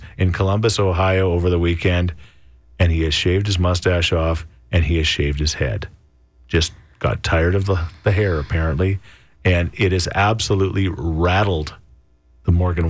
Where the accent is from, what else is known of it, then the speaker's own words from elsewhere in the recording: Midland, Ontario, Canada; When I was 13 in the early 80s, I used to hitchhike from my hometown, Midland, Ontario, to Daytona Beach to visit my dad.